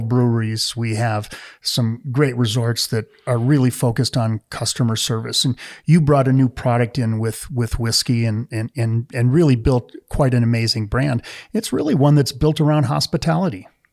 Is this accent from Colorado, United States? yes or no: no; Wisconsin, United States; moved away; I grew up in the Midwest. I was a beer drinker, maybe a little bit of brandy old fashioned because I was from Wisconsin